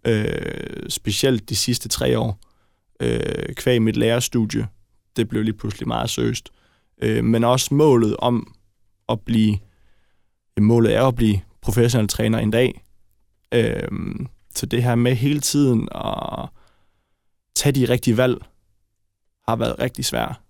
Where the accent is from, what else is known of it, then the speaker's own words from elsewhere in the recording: Brøndby, Capital Region of Denmark, Denmark; jeg er født i Brøndby